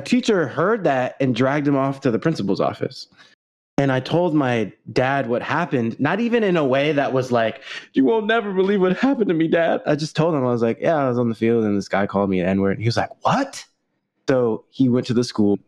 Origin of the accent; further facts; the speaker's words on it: Los Angeles, California, United States; my mom and my grandma my uncles and my cousins we all grew up in la together